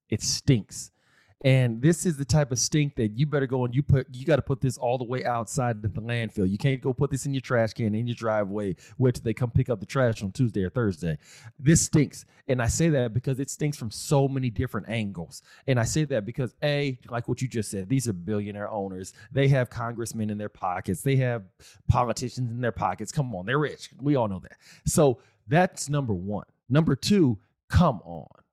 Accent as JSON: {"language": "English", "town": "Austin", "region": "Texas", "country": "United States", "said": "I'm from Austin, Texas. Still live in Texas"}